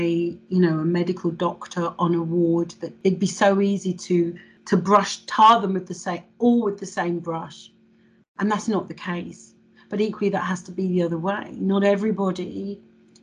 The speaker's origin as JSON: {"language": "English", "region": "England", "country": "United Kingdom", "tie": "born or raised there", "said": "I was born in England and therefore I'm English"}